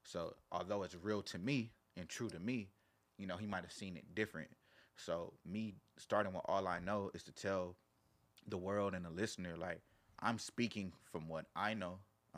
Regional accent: Carson, California, United States; I'm from Carson, like TDE Studios in Carson.

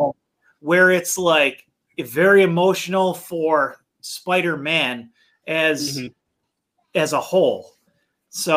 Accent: Niagara Falls, New York, United States; We're from Niagara Falls, New York, so which is just north of Buffalo

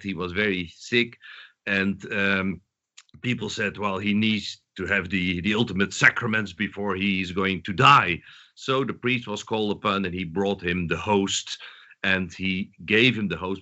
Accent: southern Netherlands, Netherlands; moved away; also born or lived in Amsterdam, Netherlands; I'm Dutch, but I was born in the south of the Netherlands

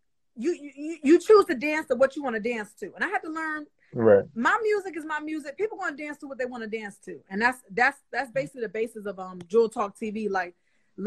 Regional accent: New York City, New York, United States; I'm from Harlem, New York, but I was born throughout the crack epidemic

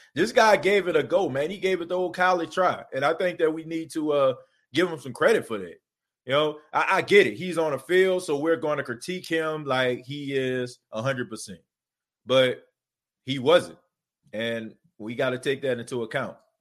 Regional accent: New Orleans, Louisiana, United States; now in Myrtle Beach, United States; I was born and raised in New Orleans, but I no longer live in New Orleans anymore. I live in Myrtle Beach, South Carolina

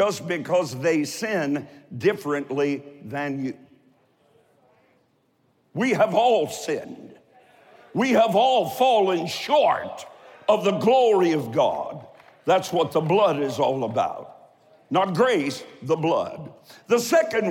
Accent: Columbus, Ohio, United States; also born or lived in Eastern Kentucky; I'm from Eastern Kentucky, and I was raised on the south side of Columbus, Ohio

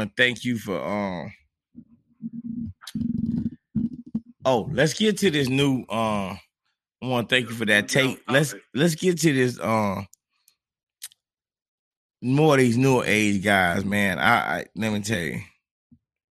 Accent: Monticello, Florida, United States; I got a homeboy that I grew up with in Monticello, Florida

